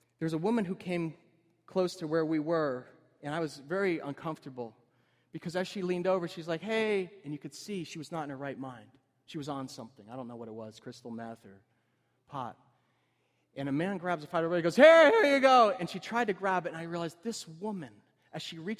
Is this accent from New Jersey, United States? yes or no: yes; Cedar Grove, New Jersey, United States; I met up with my high school friends, Cedar Grove